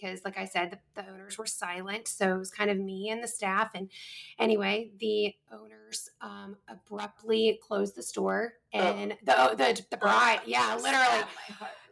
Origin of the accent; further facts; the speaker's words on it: New Bern, North Carolina, United States; moved away; my hometown, which is in New Bern, North Carolina